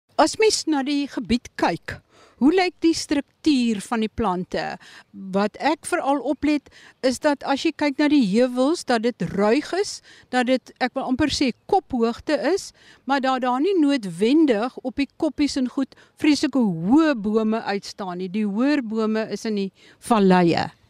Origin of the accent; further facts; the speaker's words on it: Eastern Cape thicket region, South Africa; die streek waar ek vandaan kom.